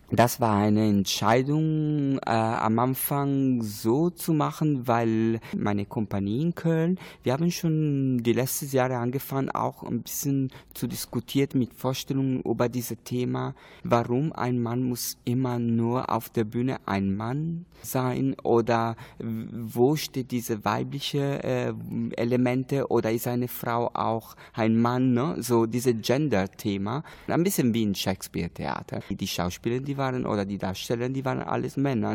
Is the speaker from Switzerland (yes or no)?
no; Italy; German is a second language; moved away; ich bin Italiener